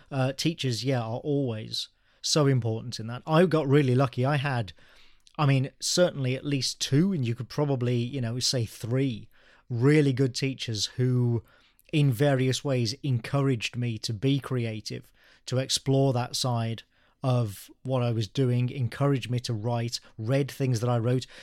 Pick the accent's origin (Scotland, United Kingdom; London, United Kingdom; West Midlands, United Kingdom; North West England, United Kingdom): West Midlands, United Kingdom; Birmingham; I am native to England. Yeah, I was born in Birmingham